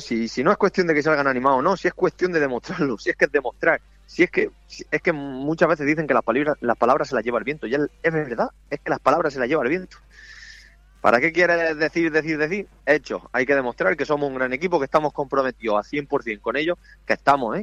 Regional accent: Spain; moved away; estoy por el pueblo para verano o para los días libres, que a mí mi pueblo me pilla una hora y media de Cartagena

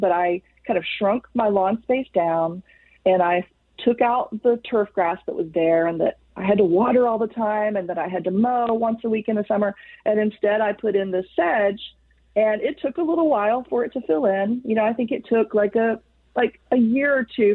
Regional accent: Texas, United States; I'm from Texas

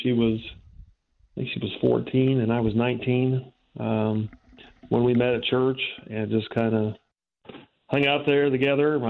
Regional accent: Indianapolis, Indiana, United States; moved away as an adult; now in Illinois, United States; Originally, I'm from Indianapolis years ago, but after high school, I went to the Air Force, was stationed out at Scott Air Force Base, and I've been here ever since

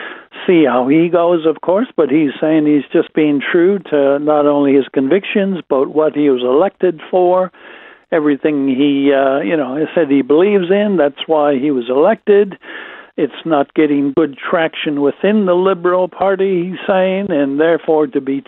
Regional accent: United States; now in Australia; I'm an American

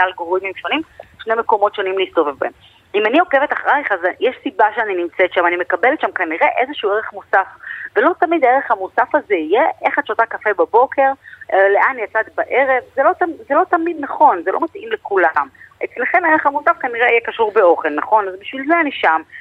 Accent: Israel; אנחנו ישראלים

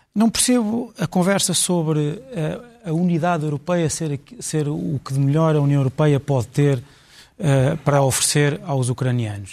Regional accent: Portugal; como português

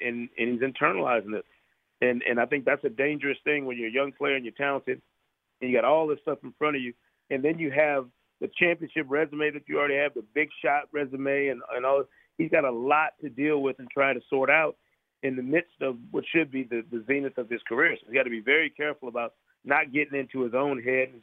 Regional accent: Grand Rapids, Michigan, United States; I'm a Pistons fan from the time I grew up in Grand Rapids, Michigan.

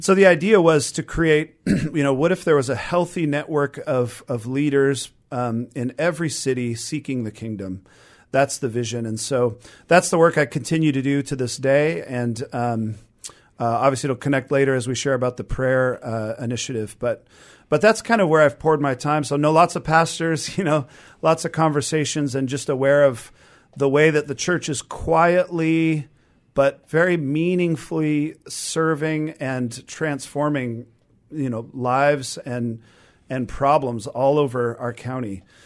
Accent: Renton, Washington, United States; I've been in the Seattle area my whole life. I mean, I grew up in Renton

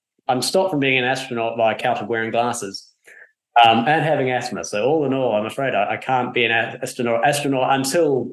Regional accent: New Zealand; I come from New Zealand

